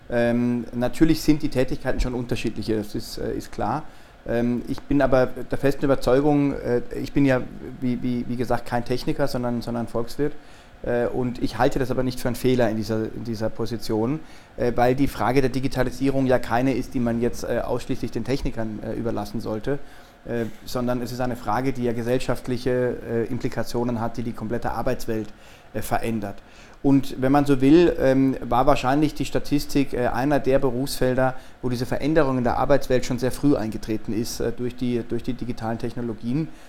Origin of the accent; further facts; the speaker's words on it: Freiburg, Baden-Württemberg, Germany; Ähm, äh, aus Baden-Württemberg, aus der Freiburger Gegend, ähm, habe in Freiburg auch mein Abitur gemacht